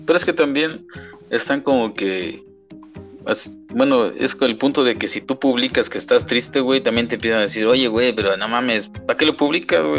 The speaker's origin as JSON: {"language": "Spanish", "country": "Mexico", "said": "como buen mexicano"}